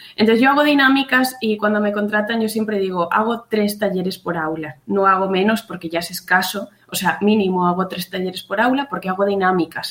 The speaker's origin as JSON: {"language": "Spanish", "area": "Pontevedra", "region": "Galicia", "country": "Spain", "lives_now": "Burela, Spain", "said": "yo soy de Pontevedra, de un pueblecito que se llama Huevo, pero vivo en Burela, en la costa de Lugo"}